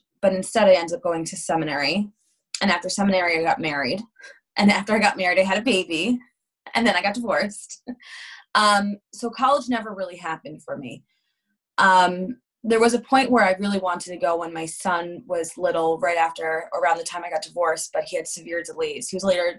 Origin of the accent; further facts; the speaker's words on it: Montclair, New Jersey, United States; I grew up in Montclair, New Jersey, which is the other side of New Jersey.